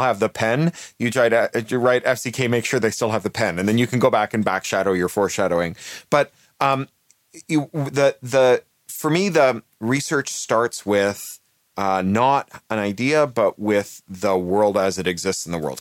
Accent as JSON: {"language": "English", "country": "Canada", "also_born_or_lived": "United Kingdom", "moved": "yes", "said": "I'm a Canadian who is naturalized British"}